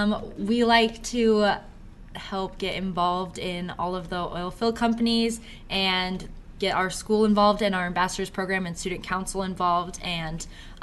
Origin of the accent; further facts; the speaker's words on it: Idaho, United States; now in Watford City, United States; I'm originally from Idaho